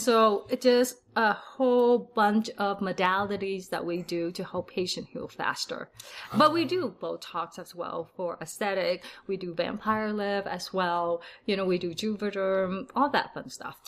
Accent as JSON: {"language": "English", "country": "Vietnam", "tie": "born or raised there", "moved": "yes", "lives_now": "Salt Lake City, United States", "said": "I was born in Vietnam, so my whole family is from Vietnam"}